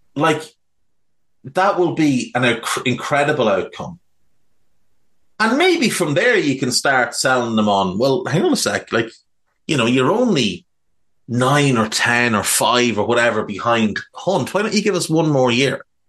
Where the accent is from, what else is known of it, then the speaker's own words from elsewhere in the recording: Ireland; growing up in Ireland